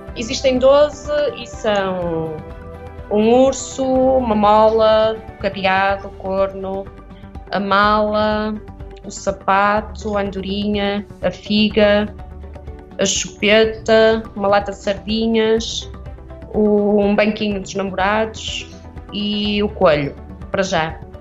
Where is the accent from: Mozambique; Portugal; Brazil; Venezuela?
Portugal; moved away; Eu sou de Viena, cresci, a pastelaria ainda existia do meu bisavô